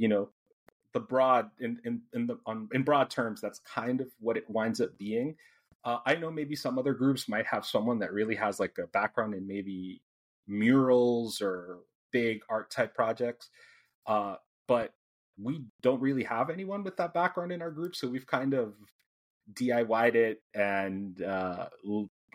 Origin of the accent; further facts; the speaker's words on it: Guatemala; now in Houston, United States; I'm from Guatemala, so I kind of grew up on going to games